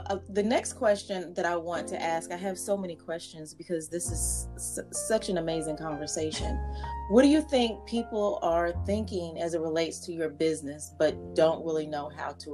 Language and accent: English; North Carolina, United States; now in Richmond, United States; I'm from North Carolina, now living in Richmond, Virginia